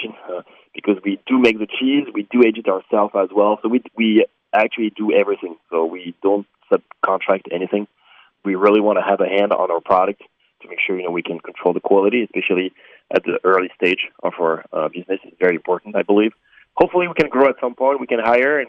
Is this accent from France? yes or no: yes; France; moved away as an adult; now in Oak Creek, United States; I'm from France. I'm a French national, and I moved to America in 2015.